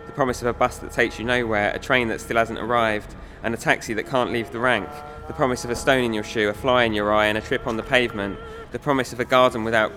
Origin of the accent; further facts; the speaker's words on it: Herne Bay, South East England, United Kingdom; I grew up in Herne Bay, the seaside